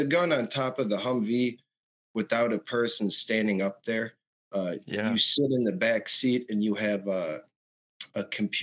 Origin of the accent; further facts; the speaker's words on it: Michigan, United States; I was born and raised in Michigan